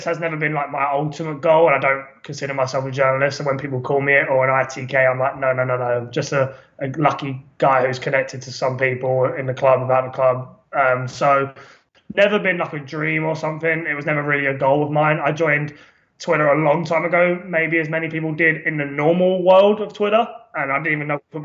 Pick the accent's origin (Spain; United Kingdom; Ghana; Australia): United Kingdom; London; now in California, United States; I am English, born in London. But yeah, living in America is great